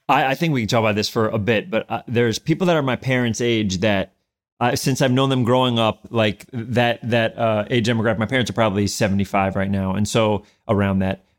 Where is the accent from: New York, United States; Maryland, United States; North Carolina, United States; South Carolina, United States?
New York, United States; New York City; moved away as an adult; also born or lived in Edgemont, Westchester, New York / Manhattan, New York; I was born in Albert Einstein Hospital, and then I grew up in the North Bronx